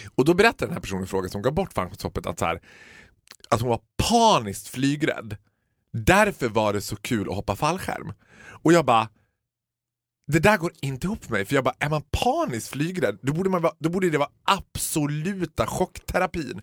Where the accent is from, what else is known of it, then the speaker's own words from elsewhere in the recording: Borlänge, Dalarna County, Sweden; Vi födda och uppvuxna i Borlänge